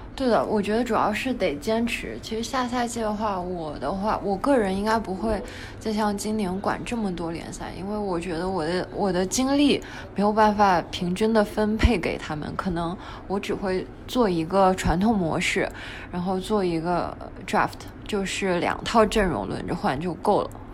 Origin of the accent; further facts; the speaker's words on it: China; 我们中国人